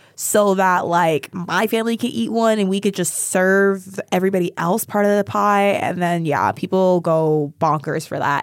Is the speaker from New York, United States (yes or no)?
no; Sacramento, California, United States; moved away; my hometown of Sacramento